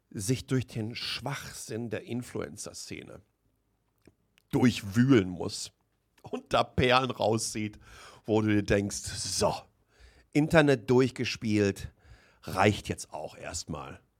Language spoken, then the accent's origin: German; Waltrop, North Rhine-Westphalia, Germany; Ich bin in, in Waltrop im Kreis Recklinghausen aufgewachsen